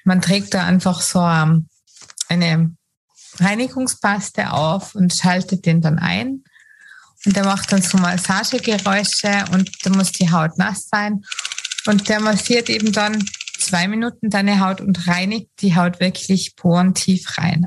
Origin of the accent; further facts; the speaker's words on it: Tyrol, Austria; bei uns in Tirol, Österreich